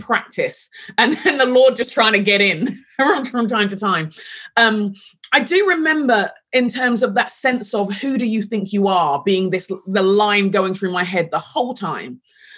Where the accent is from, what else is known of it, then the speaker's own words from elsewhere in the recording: London, United Kingdom; moved away as an adult; also born or lived in Sheffield; I grew up in London and grew up in England